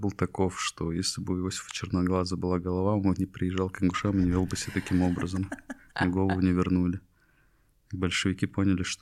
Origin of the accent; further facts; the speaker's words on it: Ingushetia, Russia; Это история про мой народ, я ингуш. Мы часть войнахского народа вместе с чеченцами, подсбийцами и другими.